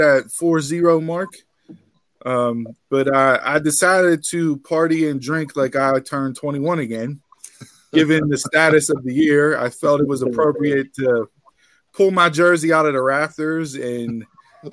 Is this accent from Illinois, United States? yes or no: no; Pittsburgh, Pennsylvania, United States; accent: Pittsburgh; as you can tell, we are from Pittsburgh. If you haven't heard the accent before or the localese